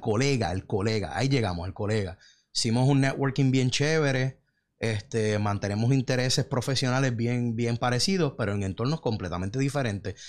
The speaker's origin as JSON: {"language": "Spanish", "country": "Puerto Rico", "moved": "as an adult", "said": "me fui de Puerto Rico"}